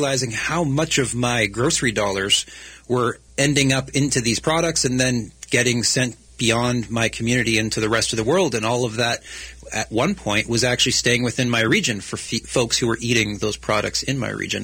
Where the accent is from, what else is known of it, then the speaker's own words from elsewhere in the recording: Canada; now in British Columbia, Canada; I'm a Canadian